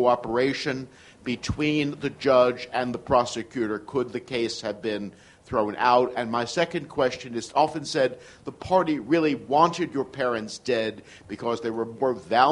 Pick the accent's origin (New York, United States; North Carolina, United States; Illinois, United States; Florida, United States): New York, United States; New York City; I grew up in Knickerbocker Village